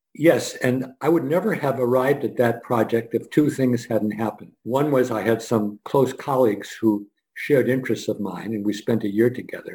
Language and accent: English; Scranton, Pennsylvania, United States; I was born in Scranton, Pennsylvania